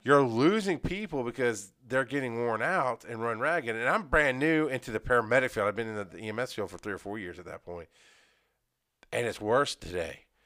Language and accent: English; Athens, Georgia, United States; I was growing up in Athens. I was going to school in Athens.